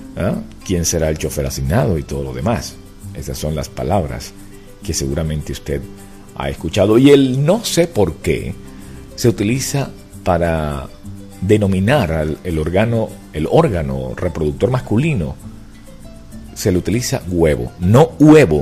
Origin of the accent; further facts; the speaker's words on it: Venezuela; now in United States; la forma de hablar del venezolano. Inclusive una de las cosas que a mí me, da, me llama la atención es que sin darnos cuenta usamos ciertas expresiones